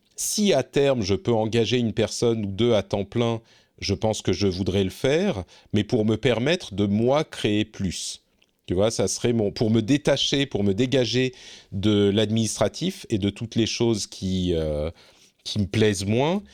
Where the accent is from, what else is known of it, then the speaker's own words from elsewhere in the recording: Lebanon; now in Finland; je suis né au Liban deux ans avant la guerre